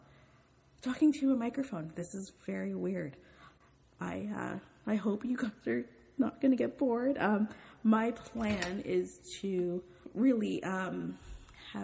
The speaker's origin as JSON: {"language": "English", "town": "Toronto", "region": "Ontario", "country": "Canada", "said": "I'm from Toronto, Canada"}